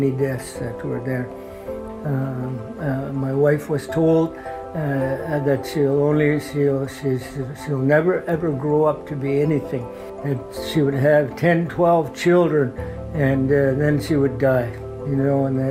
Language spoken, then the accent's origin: English; Haida Gwaii, British Columbia, Canada; were born and raised in Haida Village in Haida Gwaii